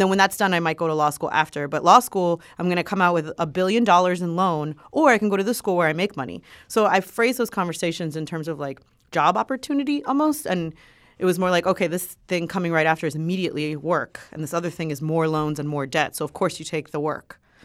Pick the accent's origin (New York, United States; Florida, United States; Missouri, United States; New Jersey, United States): Florida, United States; Miami; I grew up in Miami.